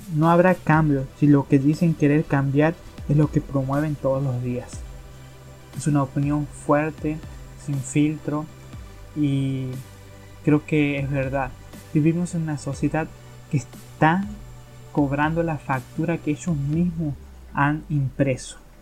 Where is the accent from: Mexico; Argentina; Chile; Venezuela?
Argentina; aquí en mi país se está dando en Argentina